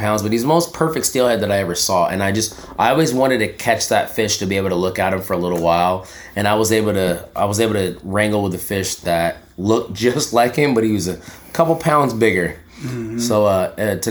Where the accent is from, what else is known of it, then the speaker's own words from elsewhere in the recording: Kansas, United States; moved away; I'm from Kansas